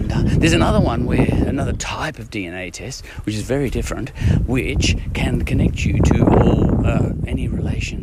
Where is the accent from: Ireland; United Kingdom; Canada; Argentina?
Ireland; I'm an Irishman